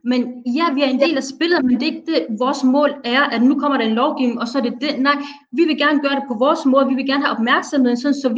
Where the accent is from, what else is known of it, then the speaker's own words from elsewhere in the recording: Somalia; Jamen, jeg er somalier, men jeg siger det gentagende gang, jeg repræsenterer ikke det